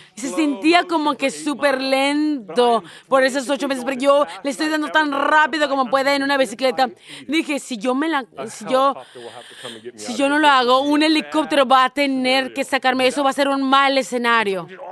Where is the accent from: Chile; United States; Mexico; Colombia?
United States; moved away; soy un americano.